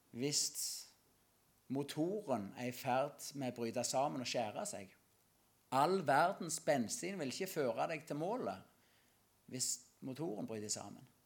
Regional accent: Norway; Salte, det er der jeg kommer ifra, vokse opp

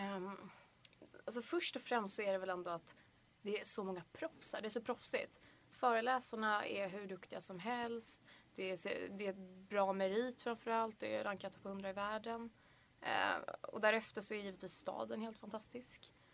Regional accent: Hunnebostrand, Västra Götaland, Sweden; moved away as an adult; now in Lund, Sweden; jag kommer från en liten fiskeby på västkusten som heter Hunnebostrand

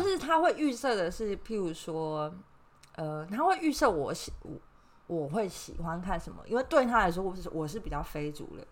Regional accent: Taiwan; also born or lived in Ireland; 我身为一个台湾人，这对我来说没有差

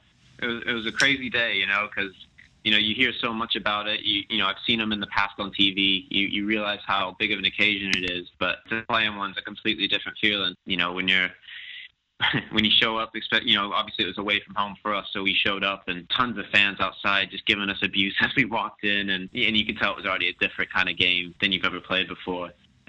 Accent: Plano, Texas, United States; Yeah, we grew up together in Plano, Texas, and played together for a number of years with FC Dallas, and even against each other when we were younger.

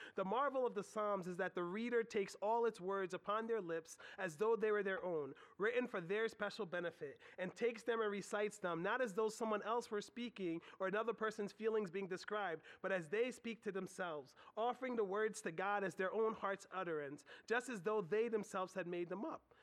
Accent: United States; us as Americans

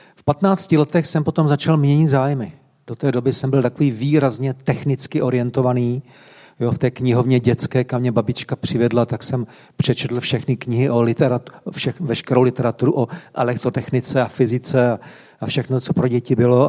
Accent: Varnsdorf, Ústí nad Labem Region, Czechia; Vyrůstal jsem ve Vansdorfu, v Sudetech

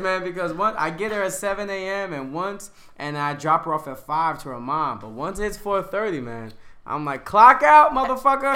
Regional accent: Yonkers, New York, United States; from Yonkers, Westchester

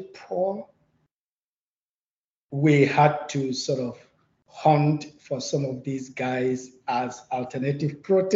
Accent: Plateau, Nigeria; moved away as an adult; also born or lived in China; I'm from Plateau State. So it was derived from the plateau, right? The name is derived from the plateau. So it's a mountainous ecosystem where I grew up

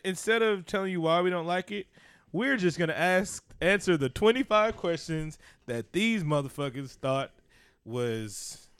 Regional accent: California, United States; Growing up in California around Mexican, Salvadorians, all races, all nationalities of Latin people, know if I hear something wrong in Spanish.

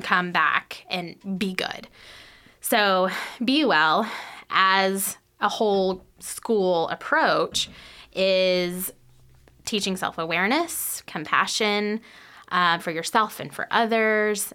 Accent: North Texas, United States; moved away as an adult; now in Lexington, United States; I grew up in North Texas.

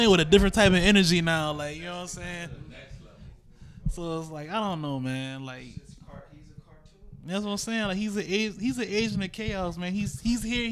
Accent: Charleston, United States; I'm from Charleston

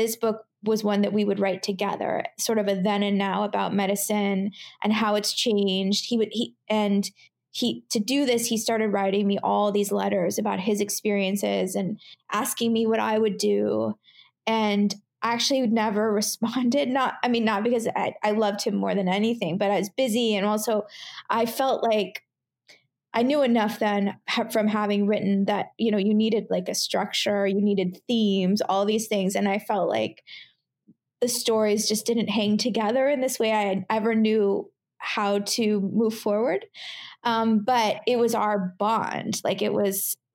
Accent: Portland, Oregon, United States; moved away as an adult; also born or lived in California / New York; I grew up in Portland, Oregon. So I'd always been on the West Coast.

